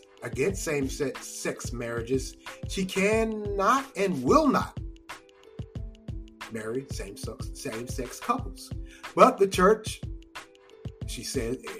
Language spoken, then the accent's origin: English; North Carolina, United States; I'm from North Carolina.